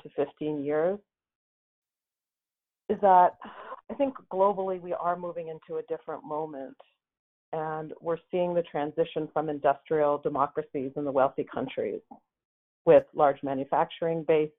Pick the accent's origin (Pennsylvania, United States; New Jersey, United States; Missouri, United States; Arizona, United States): Pennsylvania, United States; Western; moved away; I grew up in Western Pennsylvania